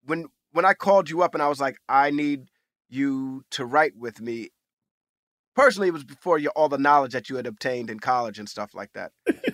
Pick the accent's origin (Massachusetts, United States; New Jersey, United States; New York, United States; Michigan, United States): New York, United States; New York City; as a young African-American male growing up in New York City, the amount of my own history that I know is very little